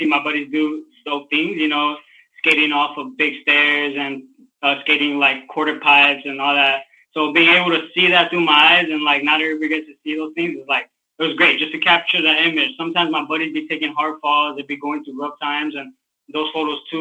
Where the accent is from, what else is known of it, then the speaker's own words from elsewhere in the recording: Maywood, California, United States; I'm from Maywood, California. I grew up in a very, like, three brothers, you know, and all family in the building.